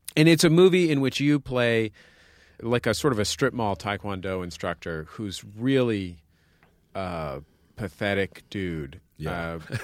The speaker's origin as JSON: {"language": "English", "town": "San Francisco", "region": "California", "country": "United States", "said": "I'm from San Francisco"}